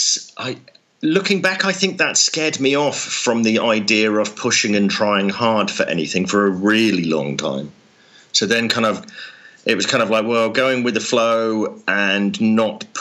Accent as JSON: {"language": "English", "area": "just outside Oxford", "region": "South East England", "country": "United Kingdom", "tie": "born or raised there", "said": "I grew up just outside Oxford in the UK."}